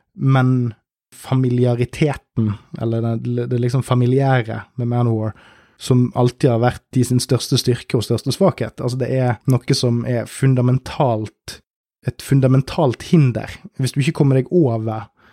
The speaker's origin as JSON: {"language": "Norwegian", "country": "Norway", "said": "jeg er jo nordmann"}